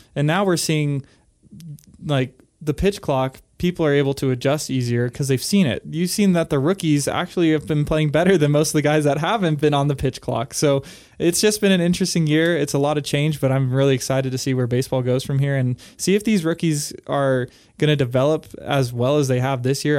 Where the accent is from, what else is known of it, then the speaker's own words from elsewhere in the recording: California, United States; I am from California